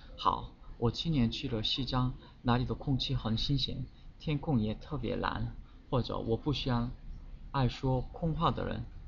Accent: South Korea; Chinese is a second language; 我是来自韩国的

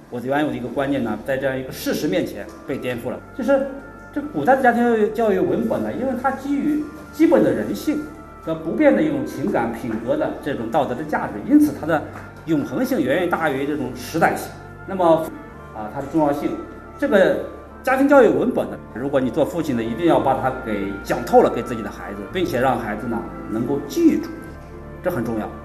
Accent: Jiangsu, China; 我是江苏人

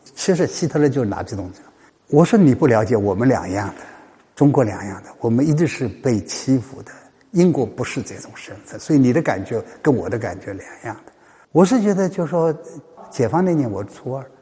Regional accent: China; 我身在中国

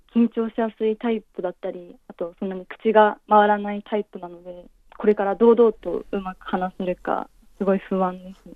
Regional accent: Japan; born or raised there; moved away as an adult; now in Beijing, China

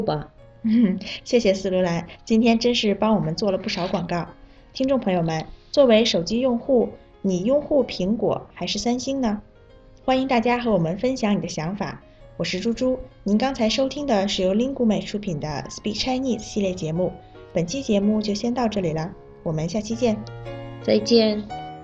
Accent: Kazakhstan; Chinese is a second language; 我是来自哈萨克斯坦

